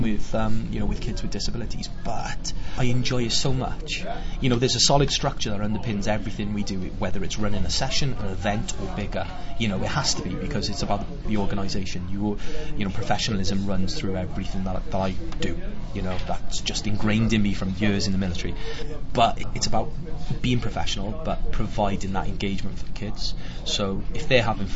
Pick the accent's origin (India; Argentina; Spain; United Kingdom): United Kingdom; Wales; We're Welsh